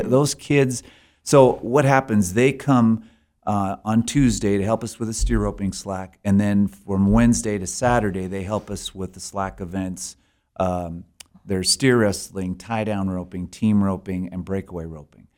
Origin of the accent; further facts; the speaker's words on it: Alberta, Canada; moved away as an adult; now in Sheridan, United States; I'm from Alberta originally